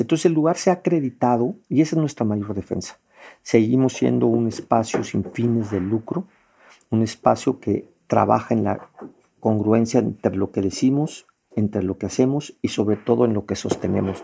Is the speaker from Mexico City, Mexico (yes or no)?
yes; Mexico City, Mexico; yo soy originario de la Ciudad de México, aquí en una zona que se llama Roma Condesa, en el corazón de, la ciudad, en la alcaldía Cuauhtémoc. Pues crecí aquí en este eh, esta zona